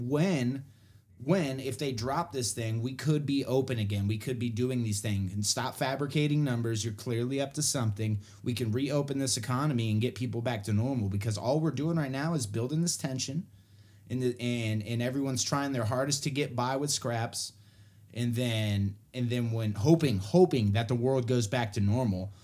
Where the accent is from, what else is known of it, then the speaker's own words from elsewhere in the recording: Texas, United States; moved away; also born or lived in West Coast; I grew up in Texas, but I left.